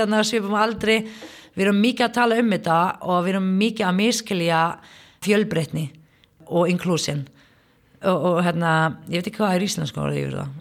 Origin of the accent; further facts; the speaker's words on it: Palestine; Icelandic is a second language; moved away as an adult; now in Iceland; ég kem frá Palestínu fer í, í háskólanum hérna á Íslandi en þú veist, er, fór ekki grunnskóla